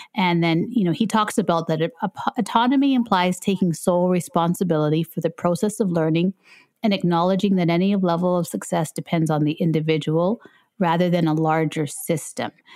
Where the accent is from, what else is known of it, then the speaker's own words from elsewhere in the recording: Canada; I'm from Canada